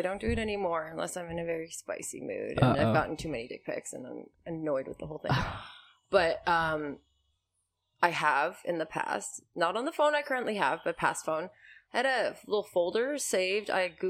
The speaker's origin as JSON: {"language": "English", "country": "Canada", "said": "As a Canadian"}